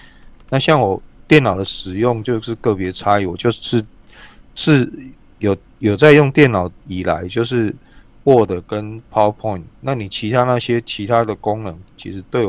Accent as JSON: {"language": "Chinese", "country": "Taiwan", "said": "我们台湾人每年读几本书这个概念"}